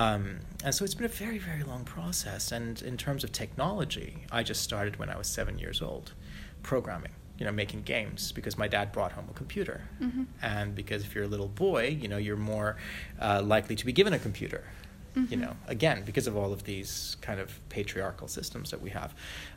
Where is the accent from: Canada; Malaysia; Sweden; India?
Malaysia; I grew up as a third culture kid. Little white kid growing up in Malaysia, hugely spoiled, very privileged, complete brat.